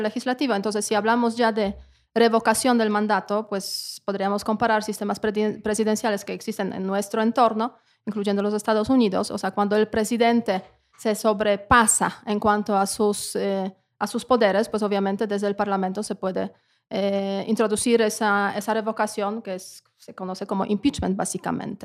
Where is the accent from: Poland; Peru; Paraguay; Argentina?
Poland; Spanish is a second language; now in Mexico; una polaca en México